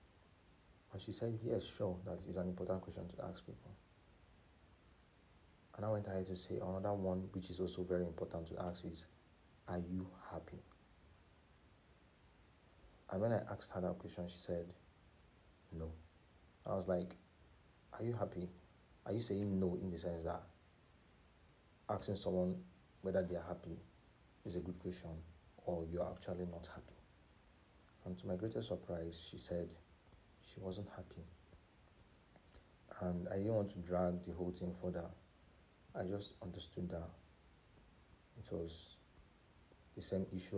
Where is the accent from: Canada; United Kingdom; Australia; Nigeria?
Nigeria; especially as a Nigerian